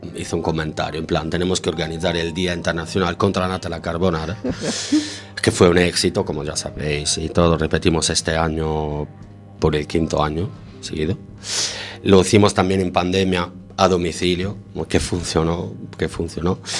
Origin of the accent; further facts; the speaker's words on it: Sardinia, Italy; Spanish is a second language; moved away as an adult; now in A Coruña, Spain; Nací en Sardeña, en la isla de Sardegna, la más bonita del mundo.